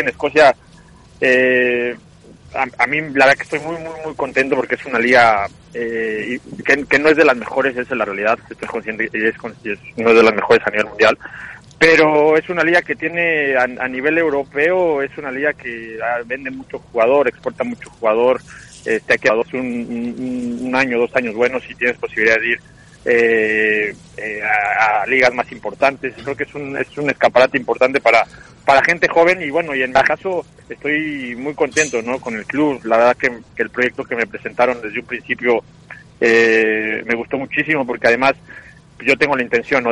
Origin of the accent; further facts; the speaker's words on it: Mexico; moved away as an adult; also born or lived in Scotland; now in Norway; nosotros tenemos una cosa buena como mexicanos